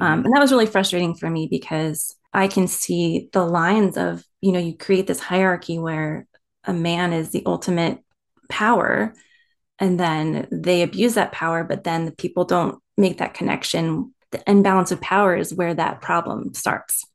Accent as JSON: {"language": "English", "region": "East Coast", "country": "United States", "tie": "born or raised there", "also_born_or_lived": "Maryland", "said": "I was born on the East Coast"}